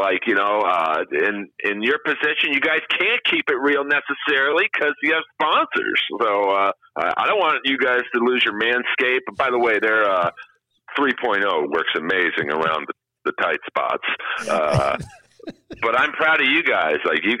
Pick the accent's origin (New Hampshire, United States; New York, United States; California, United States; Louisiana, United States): California, United States; Los Angeles; I grew up in Bel Air.